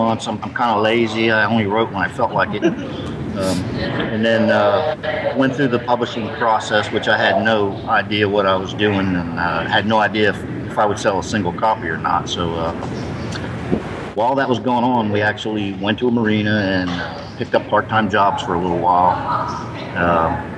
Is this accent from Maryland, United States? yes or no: yes; Maryland, United States; moved away; we're from Maryland